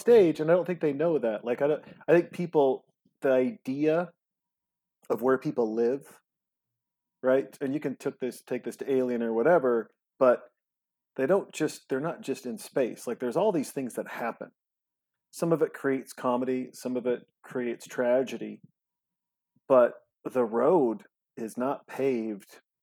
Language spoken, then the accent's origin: English; Montana, United States; also born or lived in Los Angeles; now in Austin, United States; I'm from Montana and we're here in Austin, Texas